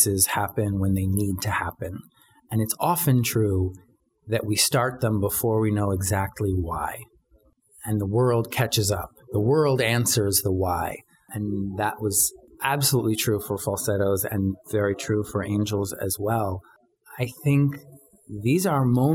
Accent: New York City, New York, United States; I grew up in New York City, and I came of age at the height of AIDS

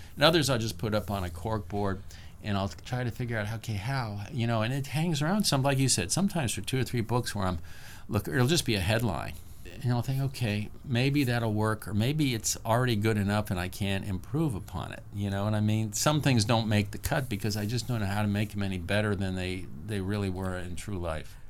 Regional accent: the South, United States; I'm from the South

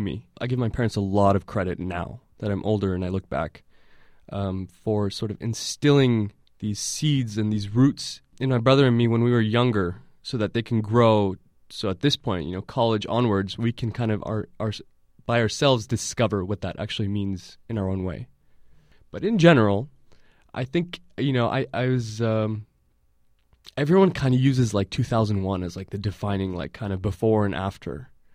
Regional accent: Millbrae, California, United States; also born or lived in Syria; I grew up in Millbrae here

